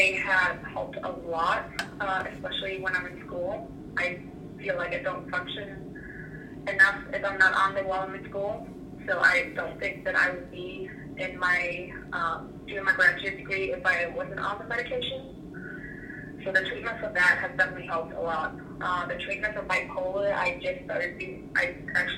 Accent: Iceland; moved away as an adult; now in United States; I'm from Iceland, and I came to the U.S. about almost 6 years ago to do my undergraduate degree

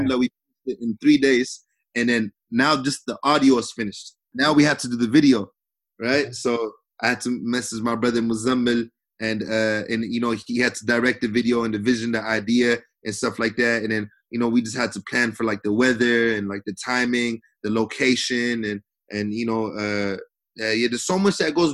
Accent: Seattle, Washington, United States; I'm from Seattle

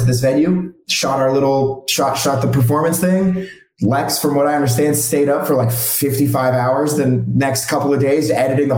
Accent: Phoenix, Arizona, United States; now in Los Angeles, United States; I'm actually from Phoenix, like you guys. And I moved out

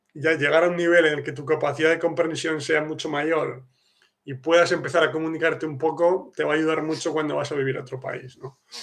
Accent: Spain; now in Poland; yo que soy de España

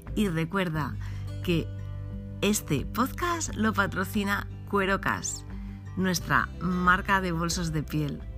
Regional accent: Asturias, Spain; estamos en Asturias, cualquier necesidad que tengas de mi tierra, de la tierra asturiana

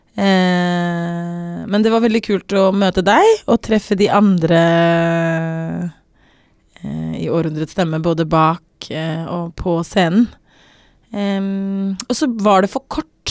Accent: South Africa; moved away as an adult; also born or lived in Norway; now in Oslo, Norway; jeg bodde i Sør-Afrika i, i ti år

